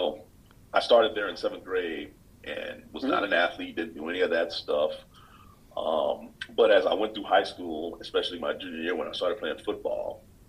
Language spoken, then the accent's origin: English; Fayetteville, Georgia, United States; moved away as an adult; I'm originally from Fayetteville, Georgia. It's part of Southwest Metro Atlanta, right outside, like about 10 miles from the Atlanta International Airport. So I came from there.